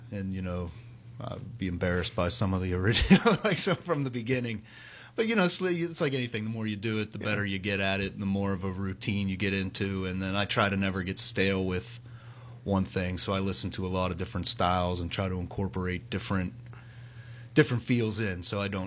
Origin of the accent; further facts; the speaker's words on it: Pittsburgh, Pennsylvania, United States; I'm from the South Hills of Pittsburgh.